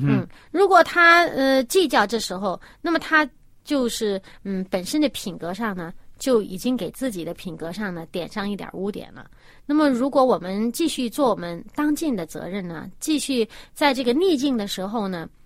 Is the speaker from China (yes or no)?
yes; China; 我们中国人